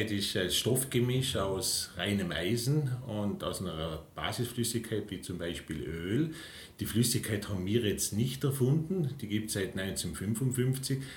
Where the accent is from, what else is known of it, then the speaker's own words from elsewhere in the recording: St. Anton im Montafon, Vorarlberg, Austria; Ja, äh, aufgewachsen in St. Anton im Montafon, wo auch der Firmensitz ist.